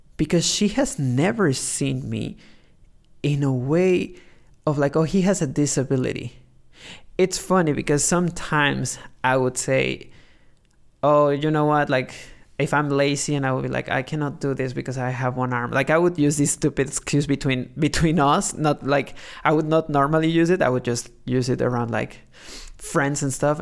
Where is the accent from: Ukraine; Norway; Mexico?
Mexico; growing up in Mexico